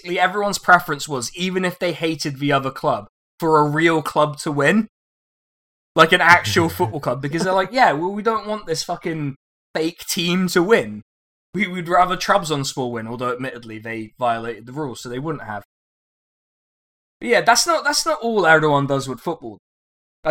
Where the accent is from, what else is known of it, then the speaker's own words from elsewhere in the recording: Reading, South East England, United Kingdom; I was born in Reading.